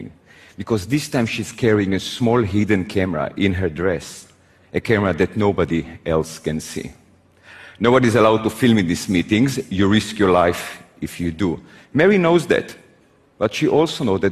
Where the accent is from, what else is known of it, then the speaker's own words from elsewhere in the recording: Israel; I was born in Israel